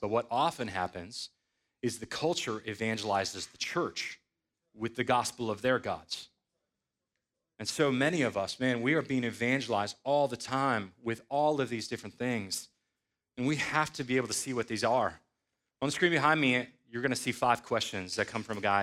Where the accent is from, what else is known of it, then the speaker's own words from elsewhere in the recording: Sandwich, Illinois, United States; moved away as an adult; also born or lived in Louisville, Kentucky; I was born in Sandwich, Illinois in nineteen eighty-seven to godly parents.